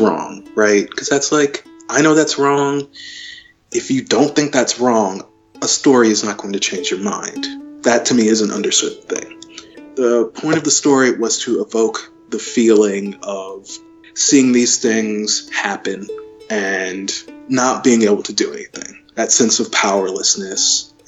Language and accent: English; Covington, Georgia, United States; moved away as an adult; I grew up in Covington, which is a small town, kind of in the... Now it's really a suburb of Atlanta